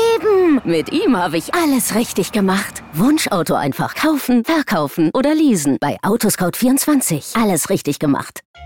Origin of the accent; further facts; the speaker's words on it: Schwerin, Mecklenburg-Vorpommern, Germany; in Schwerin, in meiner Heimatstadt